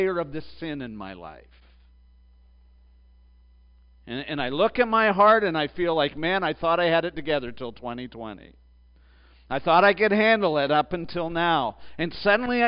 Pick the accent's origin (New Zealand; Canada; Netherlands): Canada; I grew up in the southernmost part of Canada, so that was fair. But then I moved north. I moved 1,000 miles north